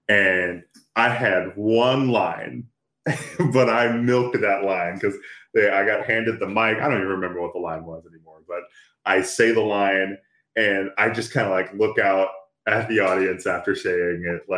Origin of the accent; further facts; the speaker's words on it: Texas, United States; I grew up in Texas. I grew up in a predominantly white neighborhood. A lot of predominantly white spaces. So there's a lot about myself, about my blackness, that I was taught to be ashamed of or hate even.